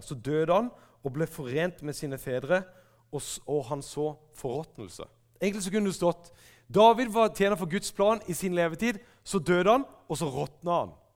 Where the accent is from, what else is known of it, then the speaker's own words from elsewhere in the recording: Kristiansand, Agder, Norway; galleriet i Kristiansand frikirke, der jeg vokste opp